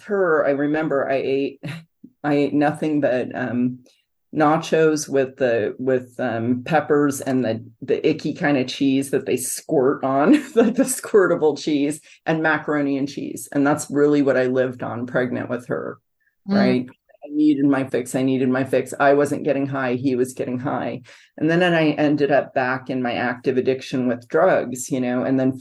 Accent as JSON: {"language": "English", "town": "San Francisco", "region": "California", "country": "United States", "tie": "born or raised there", "moved": "yes", "lives_now": "Grand Island, United States", "said": "I was raised in San Francisco, California"}